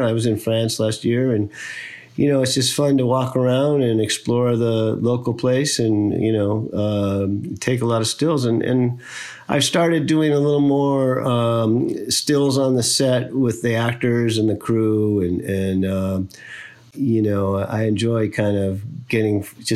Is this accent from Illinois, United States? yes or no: yes; Chicago, Illinois, United States; I grew up in Chicago, which is a very kind of beautiful city